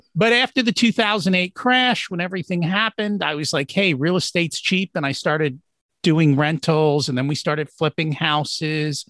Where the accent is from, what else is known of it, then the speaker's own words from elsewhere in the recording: New Jersey, United States; We grew up in Jersey. I would go into New York City